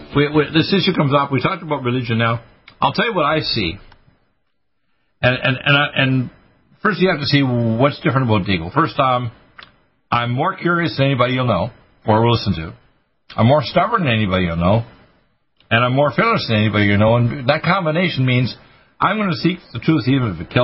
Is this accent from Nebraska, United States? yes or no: no; Detroit, Michigan, United States; born there; also born or lived in Dartmouth, Canada; Now, in grade 10, I was living in Dartmouth, Nova Scotia. I was born in Detroit, Michigan, so I'm an American.